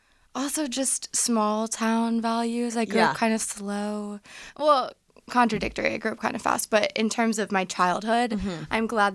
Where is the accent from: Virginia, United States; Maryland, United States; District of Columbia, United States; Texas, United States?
Virginia, United States; I'm from Virginia, you know? We're friendly, well-mannered people.